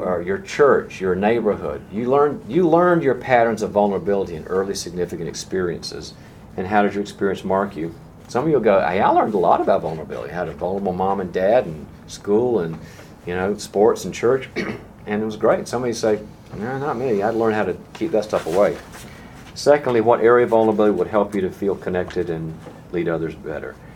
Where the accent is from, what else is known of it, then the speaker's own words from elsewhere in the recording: the South, United States; I'm from the South